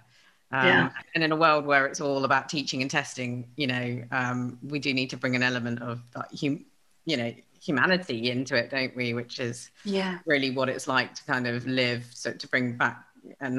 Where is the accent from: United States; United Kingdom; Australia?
United Kingdom; we're so British